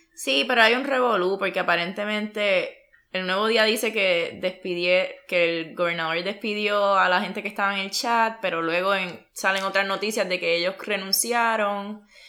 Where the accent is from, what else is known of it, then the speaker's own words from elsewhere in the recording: Puerto Rico; moved away as an adult; now in United States; yo me fui de Puerto Rico no porque quería, sino porque la oportunidad de trabajo que se me dio fue en Estados Unidos